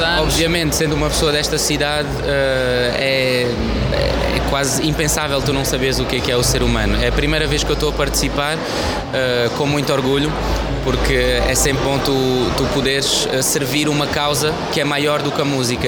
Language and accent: Portuguese; Paris, Île-de-France, France; now in Portugal; como toda e qualquer pessoa da minha geração cresceu em Paris, uh, cresci a ouvir as grandes referências do hip hop francês